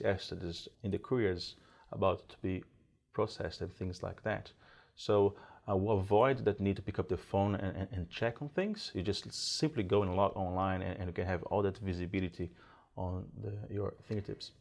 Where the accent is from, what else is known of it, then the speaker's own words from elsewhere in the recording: Brazil; moved away as an adult; now in New Zealand; I'm originally from Brazil. I moved into New Zealand about sixteen years ago